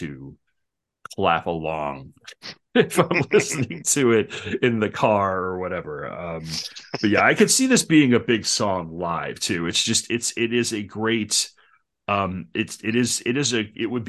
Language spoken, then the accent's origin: English; Long Island, New York, United States; I'm from Long Island